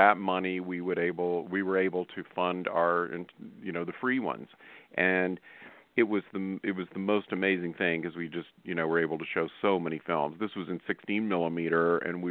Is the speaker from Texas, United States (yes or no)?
no; Asheville, North Carolina, United States; I was born in Asheville, North Carolina. My dad owned movie theaters in the Carolinas, and so I grew up with movie theaters being my playground